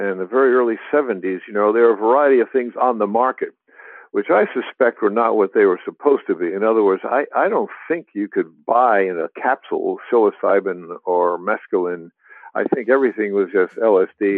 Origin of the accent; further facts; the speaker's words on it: New York City, New York, United States; moved away as an adult; also born or lived in New Jersey; I was very young in New Jersey, and then we moved to Manhattan